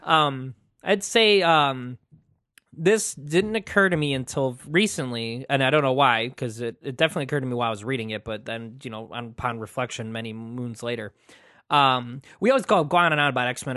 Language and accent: English; United States; I'm an American